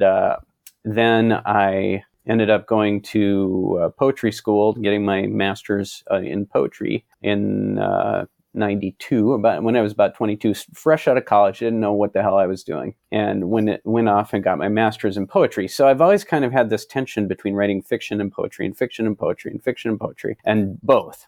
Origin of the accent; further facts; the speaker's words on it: Minneapolis, Minnesota, United States; moved back to my hometown, Minneapolis